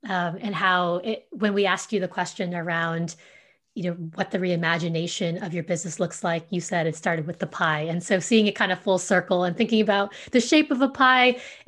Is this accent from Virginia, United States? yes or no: no; Southern California, United States; first language Vietnamese; English is a second language; where I grew up in Southern California